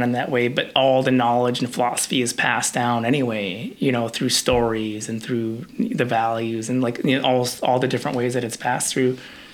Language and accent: English; Nome, Alaska, United States; also born or lived in Palmer, Alaska; I grew up mostly in Nome. But, like, sixth grade, we moved out to Palmer. So I spent, like, the second half of my childhood in the valley